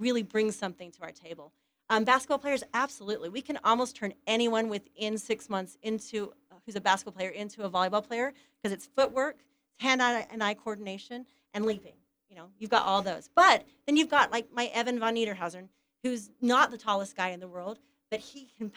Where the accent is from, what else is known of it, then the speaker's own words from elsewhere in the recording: Ephraim, Utah, United States; I'm from Ephraim, Utah. Went to Manti High. Our biggest rivals were North Sampete High